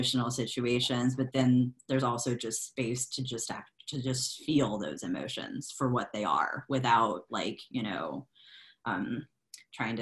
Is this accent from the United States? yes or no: yes; Lafayette, Louisiana, United States; now in Memphis, United States; that's more my hometown, which is Lafayette, Louisiana. It's the heart of Cajun country